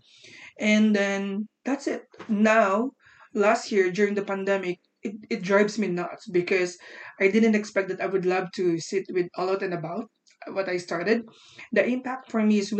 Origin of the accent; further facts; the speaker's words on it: Philippines; I'm from the Philippines